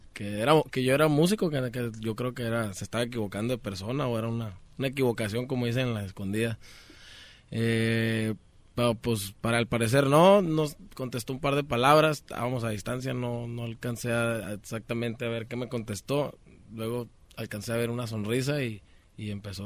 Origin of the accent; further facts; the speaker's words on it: Sonora, Mexico; also born or lived in Culiacán, Sinaloa; Yo nací en Culiacán, Sinaloa también, pero soy criado en, Sonora